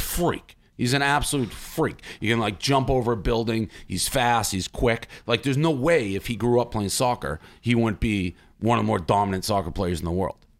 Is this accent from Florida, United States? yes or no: no; Boston, Massachusetts, United States; I'm from Boston